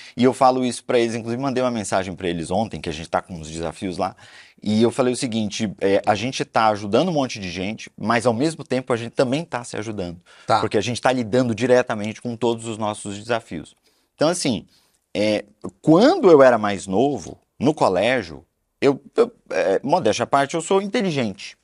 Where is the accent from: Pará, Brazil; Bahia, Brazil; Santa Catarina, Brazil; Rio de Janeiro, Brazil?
Pará, Brazil; Belém; moved away; Eu sou de Belém do Pará e lá era muito quente